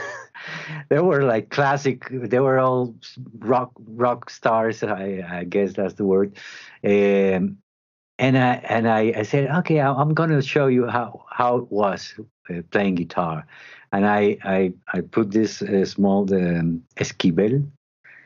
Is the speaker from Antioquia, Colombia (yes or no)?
yes; Medellin, Antioquia, Colombia; English is a second language; I grew up in Medellin